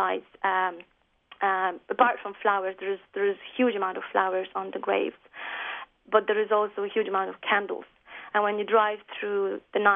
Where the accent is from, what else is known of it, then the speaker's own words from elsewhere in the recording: Poland; now in Ireland; when I'm in Ireland, I'm obviously Polish. Very, very Polish, and I feel Polish